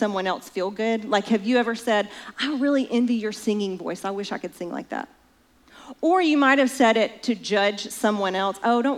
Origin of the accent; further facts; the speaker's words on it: Alabama, United States; I'm from Alabama